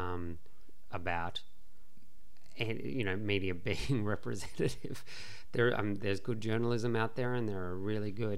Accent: Australia; being Australian

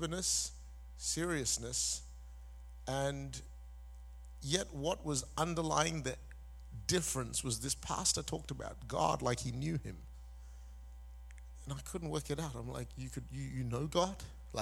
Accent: Malaysia; also born or lived in Singapore; now in Perth, Australia; I was born in Singapore. Say hi for me. I grew up in Malaysia. I am of Indian descent, but I've been an Australian citizen for the last 30 years

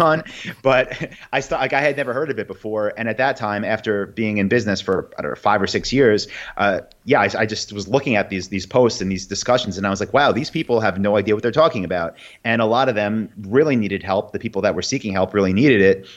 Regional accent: New York, United States; also born or lived in Saigon, Vietnam; now in Austin, United States; I am from New York and got a lot of friends here and family

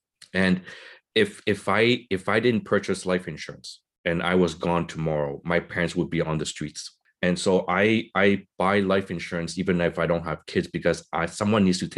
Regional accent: Vietnam; moved away; I'm a part of the generation of the boat people. We came from Vietnam. We had nothing. My parents came with nothing.

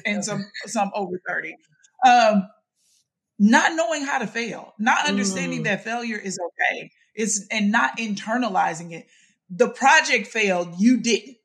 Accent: Mississippi, United States; I grew up in Mississippi.

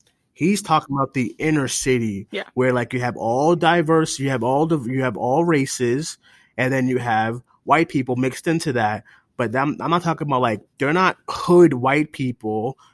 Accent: Boston, Massachusetts, United States; I'm from Boston. Okay, I grew up in the hood of Boston.

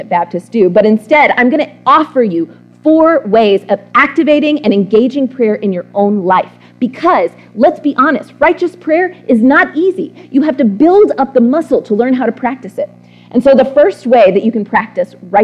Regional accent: Texas, United States; I'm from Texas

